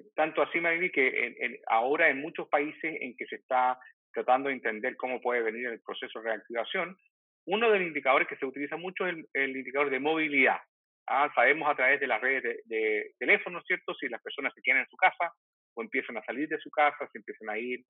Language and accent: Spanish; Chile; como diríamos en Chile